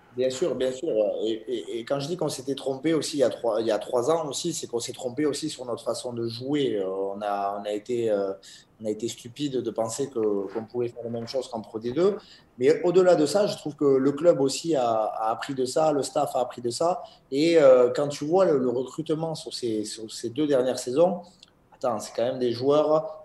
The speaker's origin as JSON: {"language": "French", "town": "Bayonne", "region": "Nouvelle-Aquitaine", "country": "France", "tie": "born or raised there", "said": "je suis natif de Bayonne"}